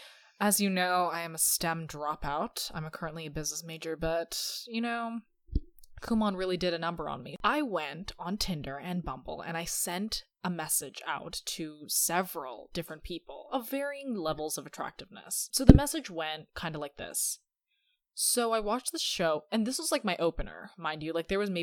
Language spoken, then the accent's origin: English; United Kingdom; I'm actually British, by the way, even though I study at college.